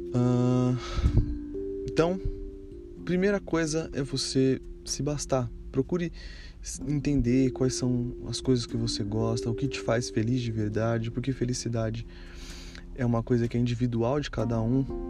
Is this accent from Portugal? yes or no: no; Brazil; moved away as an adult; me levou a sair do Brasil de maneira definitiva